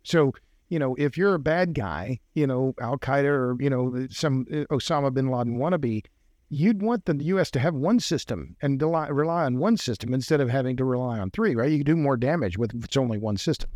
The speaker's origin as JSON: {"language": "English", "region": "Oklahoma", "country": "United States", "moved": "yes", "lives_now": "Texas, United States", "said": "I'm from Oklahoma"}